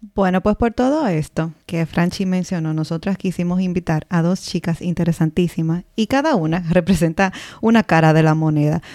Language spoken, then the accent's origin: Spanish; Dominican Republic; moved away; somos dominicanas en el extranjero